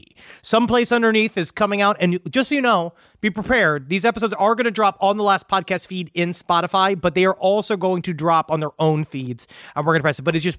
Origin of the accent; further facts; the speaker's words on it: Toronto, Ontario, Canada; I am from Toronto, Canada, home of the world's first Garfield-themed restaurant, Garfield Eats.